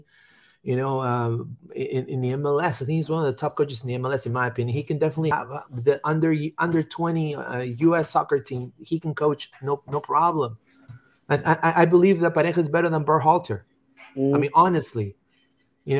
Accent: Orlando, Florida, United States; I'm from Orlando, and I love this city

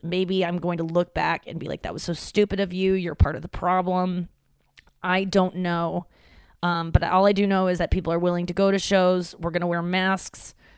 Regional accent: St. Louis, Missouri, United States; moved away; my hometown

